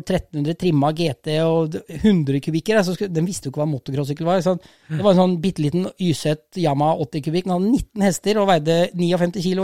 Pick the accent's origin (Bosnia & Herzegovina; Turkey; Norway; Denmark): Norway; Rissa, Trøndelag; Jeg er oppvokst på Rissa.